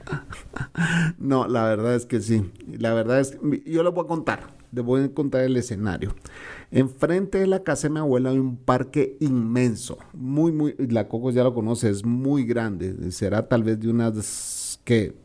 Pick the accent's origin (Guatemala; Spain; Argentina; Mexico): Guatemala; also born or lived in El Salvador